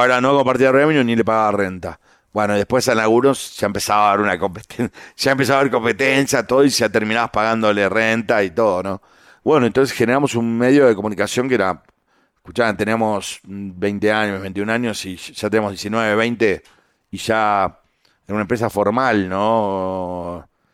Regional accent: San Isidro, Buenos Aires Province, Argentina; yo nací en Buenos Aires. Eh, nosotros vivíamos en, San Isidro, que son en la provincia de Buenos Aires

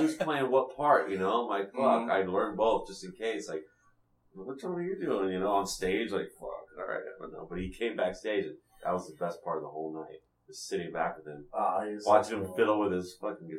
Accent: California, United States; And then it turned out we were American from California.

